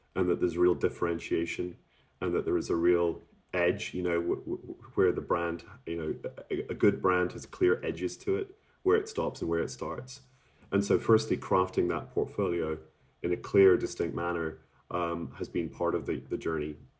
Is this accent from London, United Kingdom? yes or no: no; Scotland, United Kingdom; I'm from Scotland